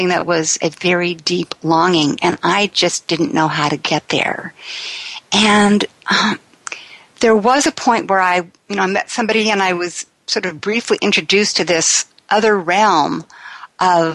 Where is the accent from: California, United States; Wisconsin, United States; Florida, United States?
California, United States; Sacramento; I was raised in the Sacramento area of California